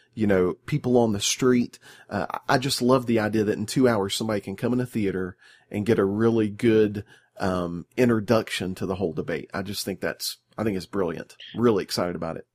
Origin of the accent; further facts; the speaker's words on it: American South, United States; growing up in the American South, in the heart of the Bible Belt